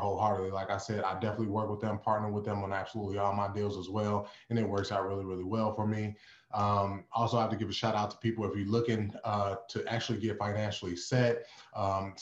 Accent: Indiana, United States; I'm from Indiana, probably 45 minutes away from Chicago.

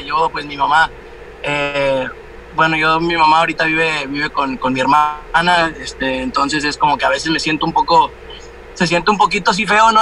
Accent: Mexico; al último éramos como tres mexicanos

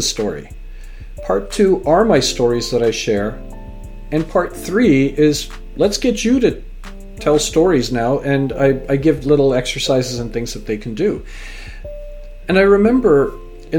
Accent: United Kingdom; now in Canada; my own identity as a British-born Canadian and parents from Fiji and grandparents from India

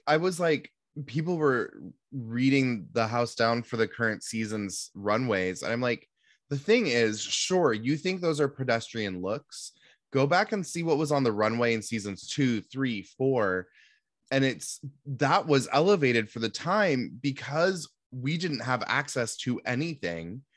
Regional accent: Seattle, Washington, United States; growing up in Seattle

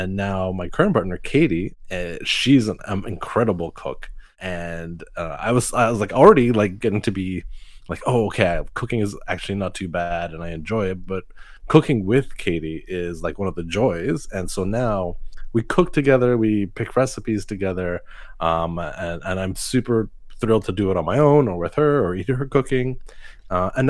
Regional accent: Montreal, Quebec, Canada; I was born here in Montreal

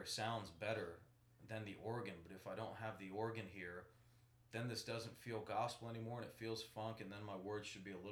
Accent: Ocala, Florida, United States; I'm from Ocala

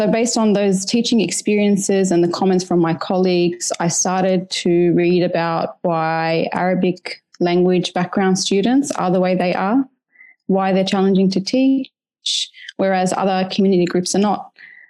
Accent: Australia; On a personal level, as an Australian Lebanese mother, I wanted to learn about the dynamics that influence the education

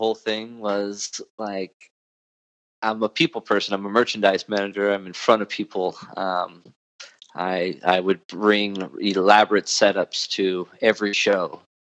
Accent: Orange County, California, United States; moved away as an adult; now in Gilbert, Arizona, United States; I was born and raised in Orange County, and just recently moved to Phoenix, Arizona

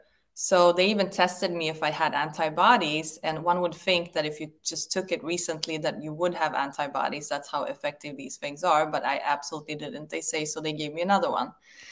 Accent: Sweden; I came from Sweden, and in Sweden, we do have complete choice over vaccines, even in school.

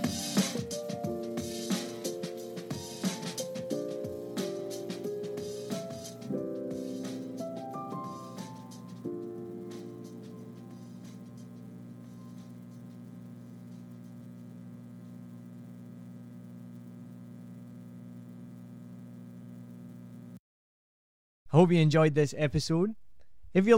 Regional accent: Scotland, United Kingdom; now in Vietnam; I'm Scottish

